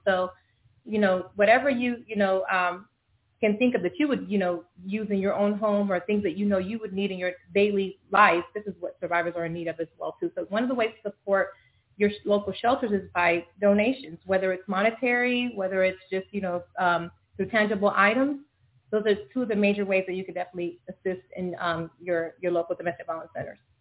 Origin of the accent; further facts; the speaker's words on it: Florida, United States; moved away as an adult; now in Dallas, United States; I'm new to the Dallas uh, area. I'm from Florida originally